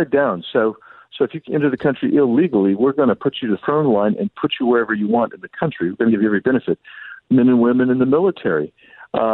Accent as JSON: {"language": "English", "region": "Arizona", "country": "United States", "said": "Arizona, my home state"}